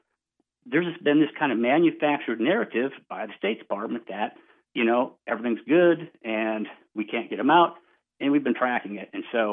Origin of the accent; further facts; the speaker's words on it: Dubuque, Iowa, United States; also born or lived in Washington, D.C.; now in Los Angeles, United States; I'm actually in Dubuque, Iowa, my hometown right now.